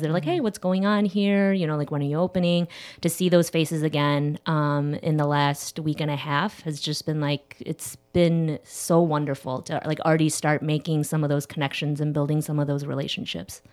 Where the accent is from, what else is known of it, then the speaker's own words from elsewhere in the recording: Schaumburg, Illinois, United States; also born or lived in Chicago; not too far from here out in Schaumburg, uh, but I've been living in the city of Chicago since I was seventeen